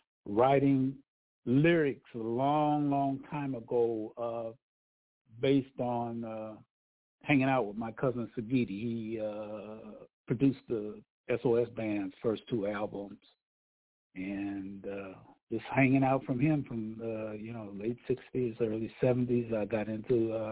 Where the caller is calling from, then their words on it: Los Angeles, California, United States; I'm calling from Los Angeles.